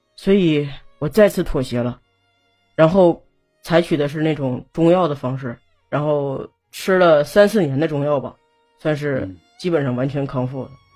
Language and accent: Chinese; Northeast China, China; 一叫大姑姐，嗯。我们东北这边